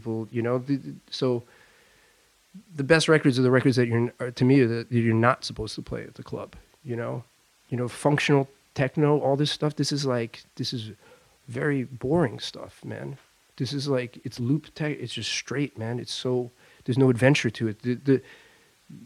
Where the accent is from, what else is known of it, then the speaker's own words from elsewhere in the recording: Long Island, New York, United States; moved away as an adult; also born or lived in Brooklyn, New York; now in Paris, France; I grew up in Long Island.